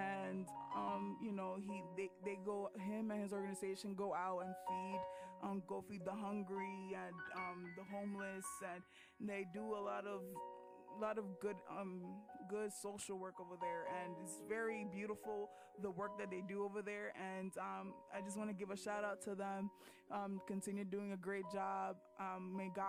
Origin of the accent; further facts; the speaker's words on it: United States; I'm Dominican, and but I was born in America, so, you know, immigrant parents